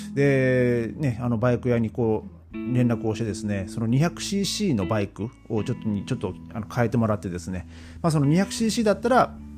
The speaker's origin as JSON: {"language": "Japanese", "town": "Gonohe", "region": "Aomori", "country": "Japan", "tie": "born or raised there", "said": "僕の地元のねあの青森県の五戸っていうところには馬肉鍋っていうのが、まあ、あるんですよ"}